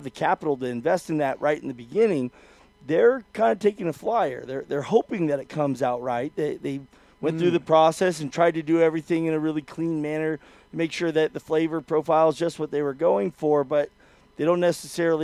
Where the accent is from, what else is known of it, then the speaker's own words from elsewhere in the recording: West Coast, United States; I'm from the West Coast